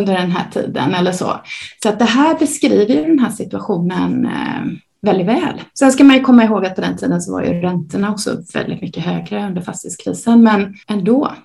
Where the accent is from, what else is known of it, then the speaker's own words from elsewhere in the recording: Gothenburg, Västra Götaland, Sweden; Jag är uppvuxen i Göteborg, som kanske hörs